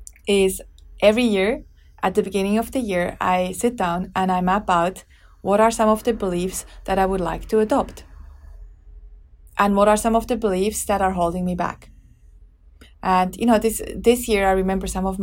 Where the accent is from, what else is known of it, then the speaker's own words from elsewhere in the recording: Switzerland; I grew up in Switzerland